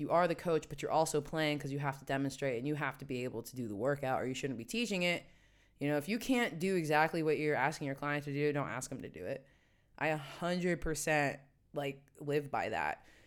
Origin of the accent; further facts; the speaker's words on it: West Virginia, United States; also born or lived in New York City / Washington, D.C.; now in Amsterdam, Netherlands; my hometown in West Virginia